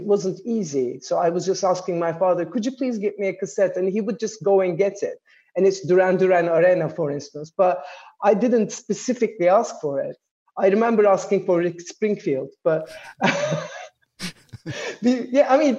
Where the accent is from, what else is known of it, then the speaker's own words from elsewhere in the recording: Istanbul, Turkey; also born or lived in Ankara; I was born in Ankara, but I was brought up in Istanbul in Turkey